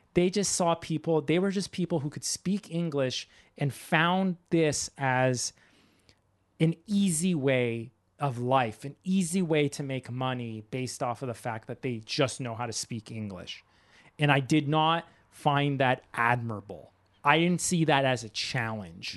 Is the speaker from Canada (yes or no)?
yes; Canada; also born or lived in Japan; my own country.